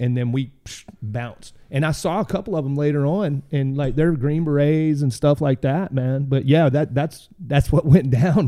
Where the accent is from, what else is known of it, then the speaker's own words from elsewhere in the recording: Dardanelle, Arkansas, United States; I grew up in a little town called, uh, Dardanelle, Arkansas